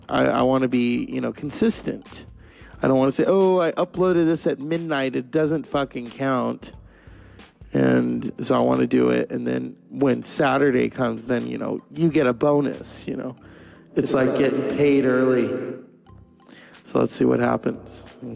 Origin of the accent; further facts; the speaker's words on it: Canada; There were nights when my floor was so cold that you could make cake on it, because I'm French Canadian and I wanted to eat off my floor forever.